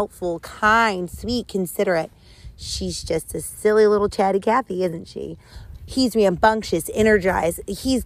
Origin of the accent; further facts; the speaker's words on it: the South, United States; I grew up in the South